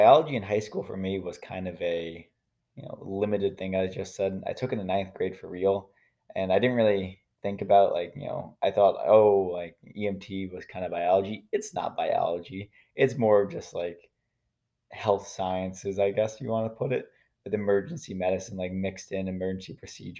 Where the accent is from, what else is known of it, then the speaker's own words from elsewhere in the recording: New York, United States; in New York State, I'm from New York. So in New York State, at the end of every high school class, you have to take a Regents exam